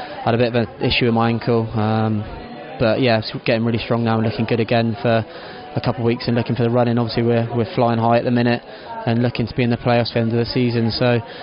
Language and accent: English; Cornwall, South West England, United Kingdom; I'm a Cornish boy